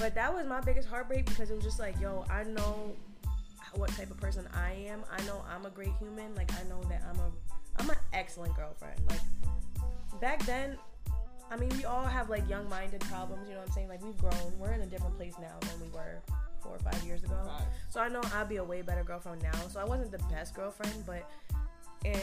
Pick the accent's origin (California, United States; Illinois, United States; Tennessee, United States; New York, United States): New York, United States; Oneonta; I'm from Oneonta. I had a 607 number for years